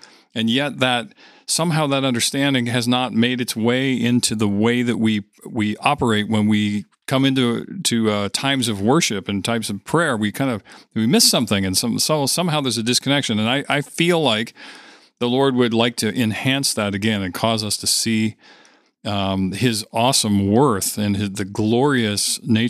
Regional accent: Winnipeg, Manitoba, Canada; we're true Canadians from Winnipeg.

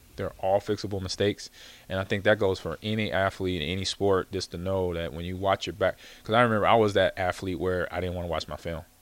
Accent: California, United States; growing up in California

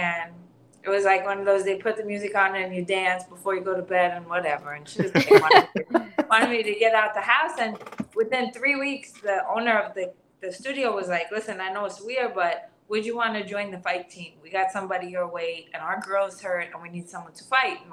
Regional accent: New York City, New York, United States; I grew up in Garrison Beach, just like a really like a working class, lower class community.

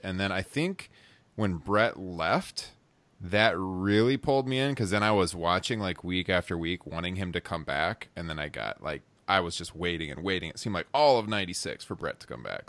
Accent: Midwest, United States; growing up in the Midwest

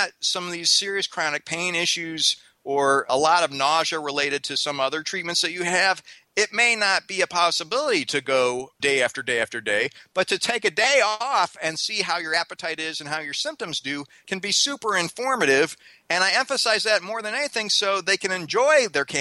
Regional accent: Missouri, United States; I grew up in Missouri

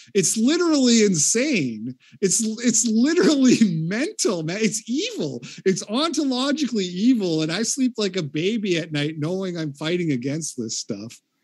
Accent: Canada; moved away as an adult; now in United States; I grew up in Canada. I do live in America now, but I grew up in Canada in the eighties and nineties.

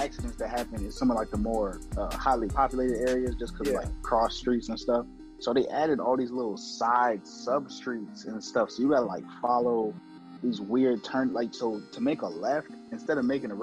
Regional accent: Virginia Beach, Virginia, United States; moved away; I'm originally from Virginia Beach

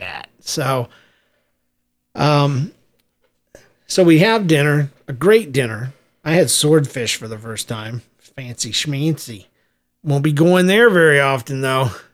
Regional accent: United States; moved away as an adult; also born or lived in Midwest; half her life and my whole life, we grew up on the East Coast there between Jacksonville, Florida, and uh, Southeast Georgia

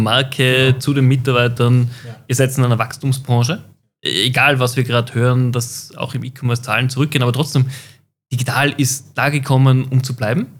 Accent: Austria; als Österreicher

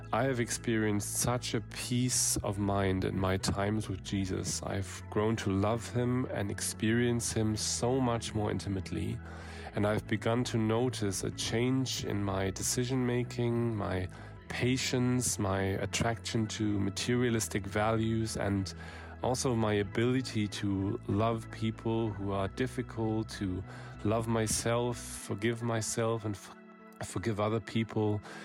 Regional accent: Germany; I'm from Germany

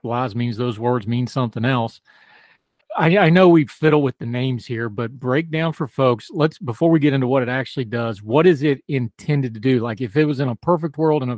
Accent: West Virginia, United States; I come from West Virginia

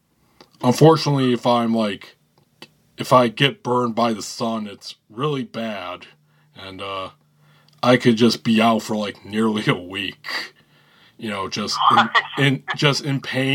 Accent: Northern Michigan, United States; I am mostly Irish and German. And from Northern Michigan

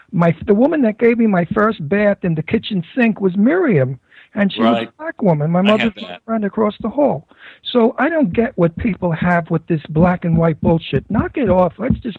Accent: New York City, New York, United States; accent: Brooklyn; I was born in the Brooklyn Projects, the Red Hook Projects in Brooklyn, and it was black and white. And my best friend Sammy was a black kid from when I grew up.

